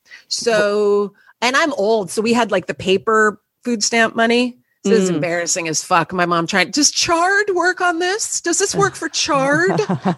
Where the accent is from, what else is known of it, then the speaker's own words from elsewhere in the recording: Los Angeles, California, United States; now in New York, United States; I grew up in Los Angeles, yes.